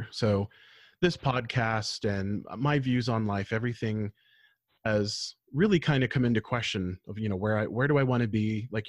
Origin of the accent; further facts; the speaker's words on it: United States; my pride was being an American.